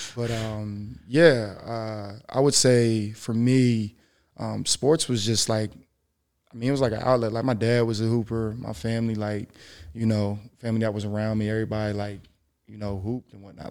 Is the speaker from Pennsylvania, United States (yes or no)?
yes; Philadelphia, Pennsylvania, United States; moved away as an adult; my family, we're from Philly